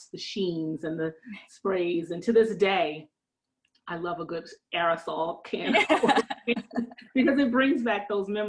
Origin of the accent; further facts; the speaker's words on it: Northern New Jersey, United States; I am from Northern New Jersey